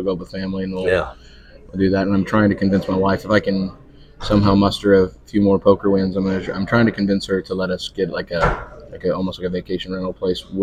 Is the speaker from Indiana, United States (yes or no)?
no; Nebraska, United States; moved away; I grew up in Nebraska